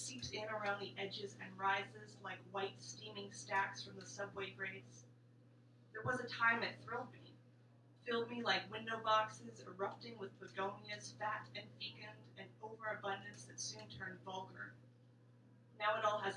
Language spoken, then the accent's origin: English; Canada; accent: Canadian; moved away; My accent gets a little stronger when I come back from home.